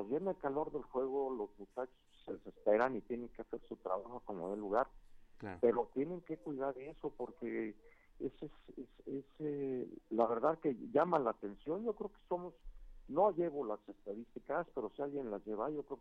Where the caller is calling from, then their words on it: Toluca, State of Mexico, Mexico; Buenos días … de la ciudad de Toluca.